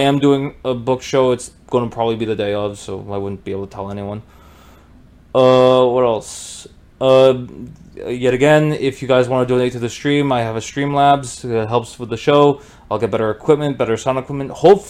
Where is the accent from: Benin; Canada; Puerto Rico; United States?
Canada; Growing up in Canada has done this to me.